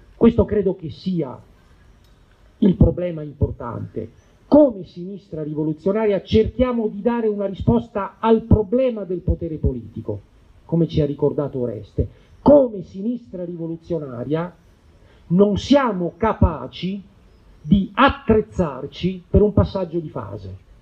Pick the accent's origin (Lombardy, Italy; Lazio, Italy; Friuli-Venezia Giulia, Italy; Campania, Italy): Lazio, Italy; Rome; io ricordo uno sciopero nella scuola media inferiore del mio quartiere, io vengo da Torre Spaccata